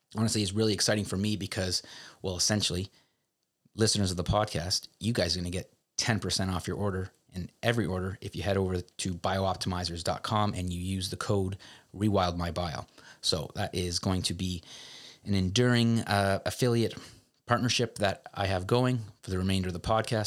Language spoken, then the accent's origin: English; Canada; I'm a Canadian